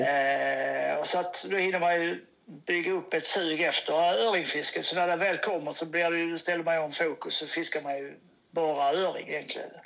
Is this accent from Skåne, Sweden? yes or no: yes; Åhus, Skåne, Sweden; also born or lived in Kristianstad; now in Malmö, Sweden; jag är ju uppväxt på Öst-, det är Åhus, bott i Kristianstad, där fiskat.